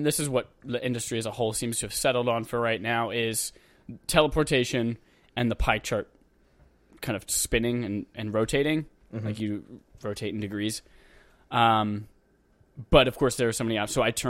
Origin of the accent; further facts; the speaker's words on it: United States; I just want to go in and shoot things because I'm an American.